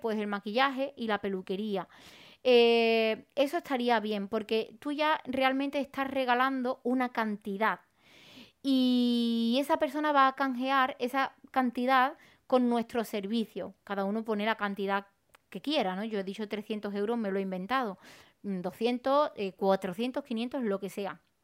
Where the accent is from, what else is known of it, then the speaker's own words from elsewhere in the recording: Arahal, Andalusia, Spain; yo para crecer en Araal en mi pueblo